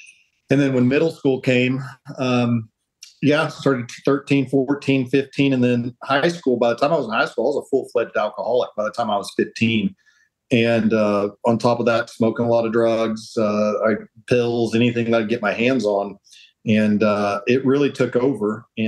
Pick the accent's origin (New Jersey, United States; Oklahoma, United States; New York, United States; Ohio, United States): Oklahoma, United States; My whole life. Absolutely.